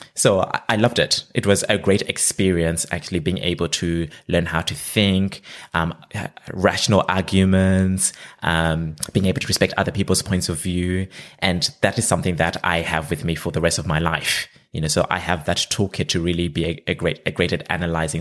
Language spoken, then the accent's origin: English; Zimbabwe; moved away as an adult; now in Australia; I'm originally from Zimbabwe. That's where I grew up